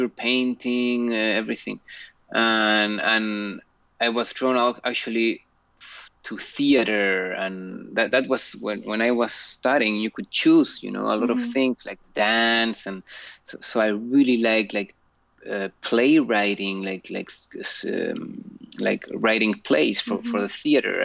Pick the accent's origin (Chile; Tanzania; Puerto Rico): Chile; I was born in Chile.